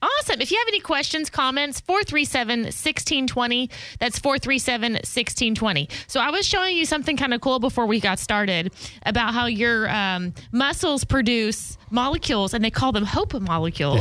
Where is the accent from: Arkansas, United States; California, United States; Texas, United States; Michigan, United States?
Arkansas, United States; moved away; I'm from Arkansas